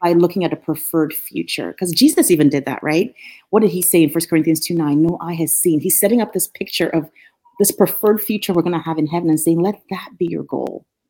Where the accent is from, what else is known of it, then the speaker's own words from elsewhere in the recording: Nigeria; moved away as an adult; also born or lived in Norfolk, Virginia; now in United States; growing up in Nigeria, I was I grew up with a lot of resources.